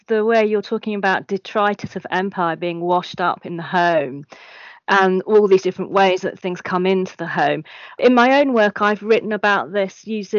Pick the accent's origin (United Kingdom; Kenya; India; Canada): United Kingdom; England; I'm English and I'm of mixed heritage. Half my family are Chinese.